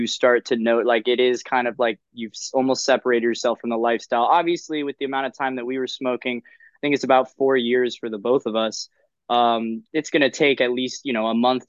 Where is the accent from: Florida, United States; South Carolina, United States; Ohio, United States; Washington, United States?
Florida, United States; Miami Beach; now in Philadelphia, United States; I'm actually originally from Miami Beach, Florida, and I moved from sunny Florida up to where it's always sunny in Philadelphia